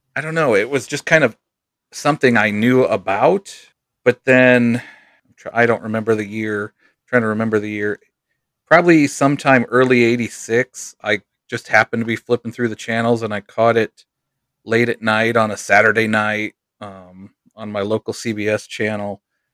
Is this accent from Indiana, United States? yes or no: yes; Goshen, Indiana, United States; I was born in Goshen, Indiana, which, for those not familiar, it's kind of close to Notre Dame, about an hour southeast.